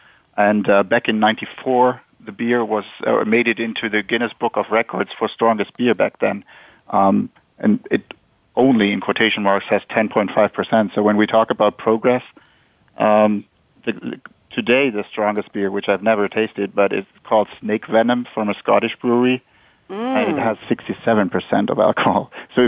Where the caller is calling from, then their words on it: Walldorf, Baden-Württemberg, Germany; Yeah, I'm dialing in from Waldorf, Germany, which is not too far from Mannheim, from Heidelberg.